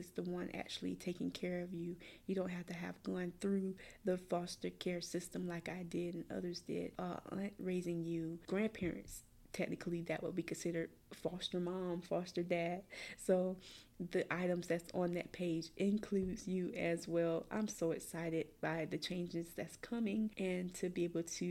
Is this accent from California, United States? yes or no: no; Columbia, South Carolina, United States; I grew up in the Richland County foster care system, which is located in Columbia, South Carolina